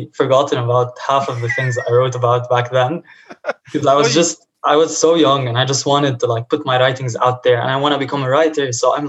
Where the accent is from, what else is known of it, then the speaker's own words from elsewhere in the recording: Lebanon; now in Houston, United States; Honestly, like when I came from Lebanon, the situation was also bad there.